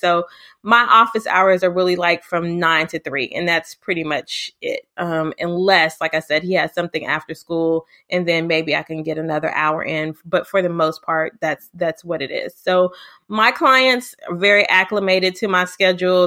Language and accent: English; Houston, Texas, United States; also born or lived in Lubbock, Texas; I'm from Houston, Texas